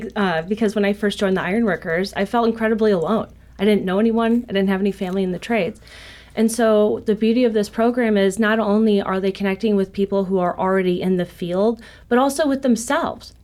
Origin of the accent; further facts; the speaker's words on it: Joliet, Illinois, United States; I'm originally from Joliet, Illinois